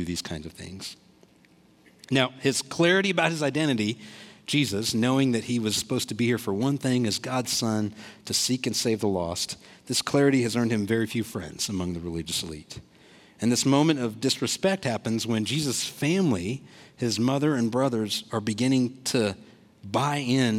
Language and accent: English; Olathe, Kansas, United States; my family's from India. I was born here in Olathe.